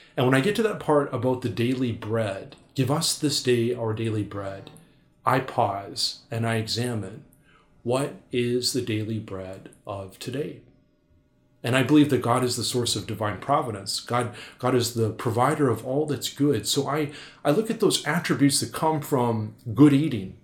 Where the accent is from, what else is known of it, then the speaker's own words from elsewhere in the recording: North Dakota, United States; moved away as an adult; also born or lived in Milwaukee; I'm from North Dakota